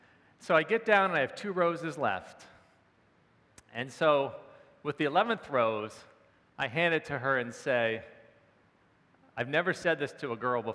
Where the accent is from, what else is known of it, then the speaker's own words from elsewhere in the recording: Maryland, United States; moved away as an adult; also born or lived in Pennsylvania; I was home in my hometown in Maryland for Christmas